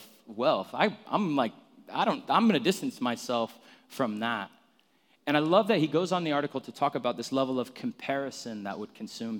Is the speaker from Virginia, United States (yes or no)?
no; Phoenix, Arizona, United States; I grew up in Arizona, where I'm from, in like North Phoenix.